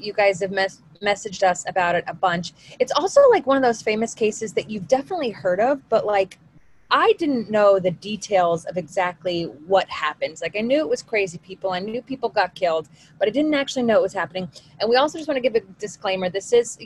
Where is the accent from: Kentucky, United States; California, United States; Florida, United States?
California, United States; San Francisco; I grew up in San Francisco